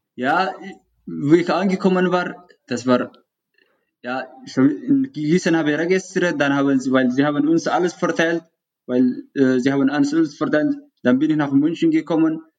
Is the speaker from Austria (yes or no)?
no; Eritrea; German is a second language; moved away as an adult; also born or lived in Sudan; now in Traunstein, Germany; Ich, äh, ich komme aus Eritrea. Ich lebe seit äh, sieben Jahren in Deutschland, beziehungsweise in Bayern in Traunchen.